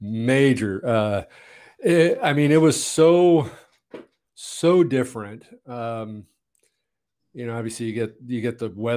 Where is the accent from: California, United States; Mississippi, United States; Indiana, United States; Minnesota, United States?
California, United States; Montebello; born there; Well, I was born in Montebello, Southern California. And, you know, we moved a lot.